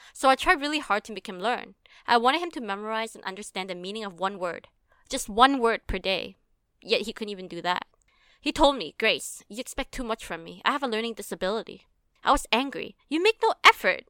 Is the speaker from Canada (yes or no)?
yes; Canada; we grew up in Canada